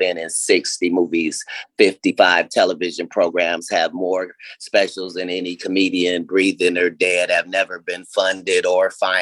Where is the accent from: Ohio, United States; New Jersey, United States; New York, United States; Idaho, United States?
Ohio, United States; I'm from Ohio